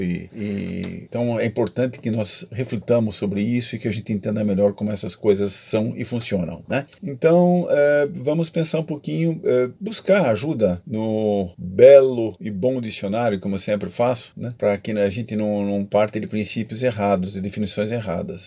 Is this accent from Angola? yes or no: no; Brazil; somos brasileiros